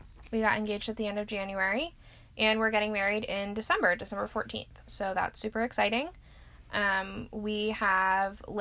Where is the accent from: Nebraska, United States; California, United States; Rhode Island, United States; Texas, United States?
Rhode Island, United States; moved away; also born or lived in Boston; I am originally from Rhode Island